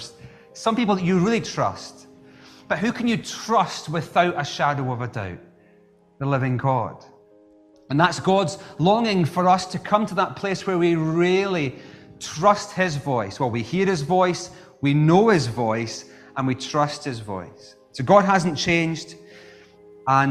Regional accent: Scotland, United Kingdom; as a Scot

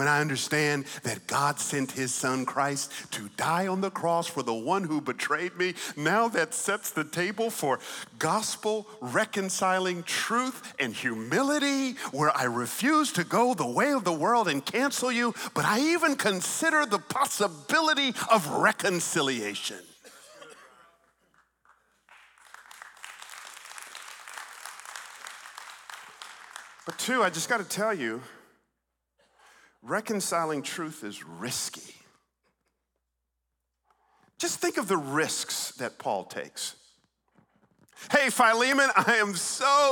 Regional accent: Atlanta, Georgia, United States; also born or lived in Stone Mountain, Georgia; I grew up in Atlanta, Georgia

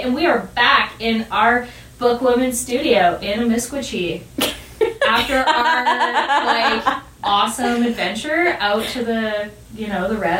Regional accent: Tofield, Alberta, Canada; I grew up in Toefield

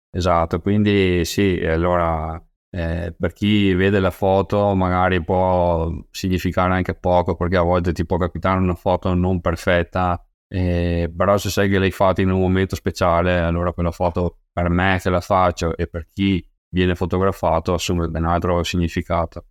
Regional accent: Rosà, Veneto, Italy; io sono originario di Rosà, eh, un piccolo paese vicino a Bassano del Grappa

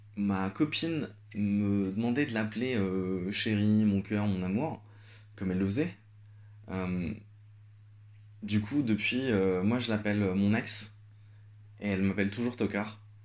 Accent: Algeria; now in Paris, France; moi je suis algérien, j'ai grandi en Algérie

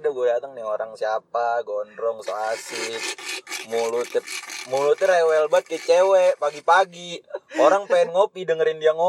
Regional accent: Ciledug, Banten, Indonesia; also born or lived in Jakarta; gue emang anak ciledug banget gue lahir di Ciledug, hmm. dari kecil di Ciledug.

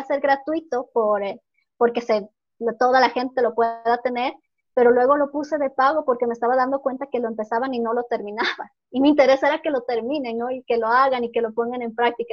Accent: Ecuador; moved away; also born or lived in Norway; yo soy ecuatoriana, ¿no? Y vivía en Noruega. Retorné al Ecuador hace dos meses

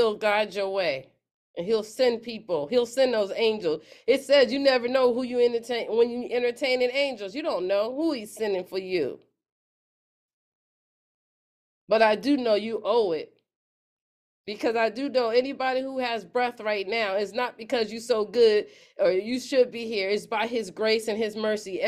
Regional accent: Pennsylvania, United States; moved away; I'm in Pennsylvania, my hometown

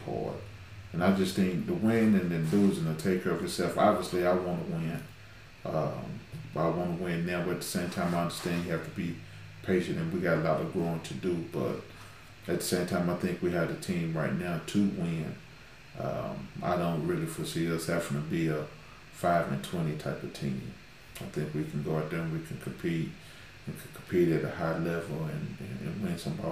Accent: Knoxville, Tennessee, United States; moved away as an adult; also born or lived in Gallatin, Tennessee; now in Russell County, Kentucky, United States; I'm originally from Knoxville, Tennessee, and I've been playing basketball ever since I was 5-6 years old. So I graduated from Austin East High School out of Knoxville.

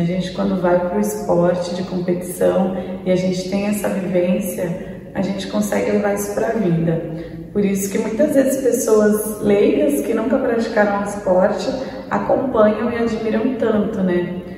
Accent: Santos, São Paulo, Brazil; Santos, né, pessoal? Nasci, cresci aqui, então meu pai é santista

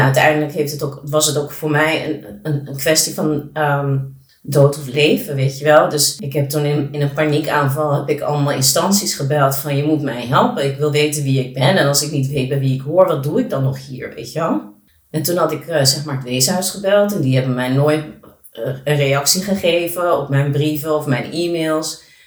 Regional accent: Netherlands; born or raised there; also born or lived in Colombia

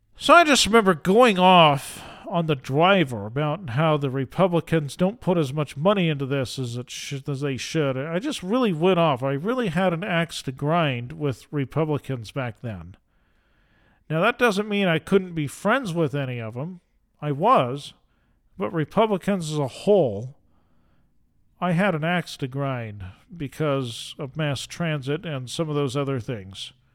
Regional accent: Utah, United States; I am from Utah.

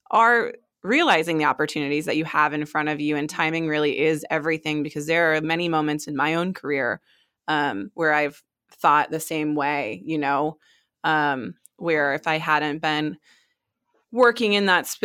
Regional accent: Maine, United States; also born or lived in Hawaii; I always tell people that I'm from Maine, but I actually was born in Hawaii and moved all over the place.

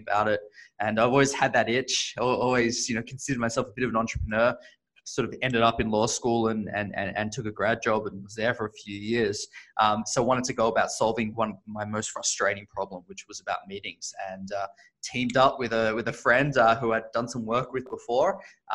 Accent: Australia; now in San Francisco, United States; as you can probably hear, I am originally Australian, but based in the Bay Area, San Francisco today

